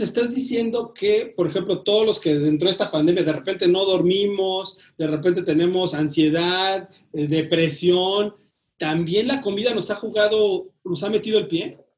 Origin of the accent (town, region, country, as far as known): Mexico